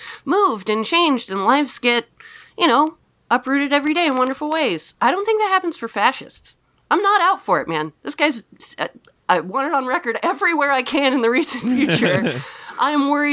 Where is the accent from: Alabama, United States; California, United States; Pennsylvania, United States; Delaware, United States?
California, United States; Napa; moved away; I came from Napa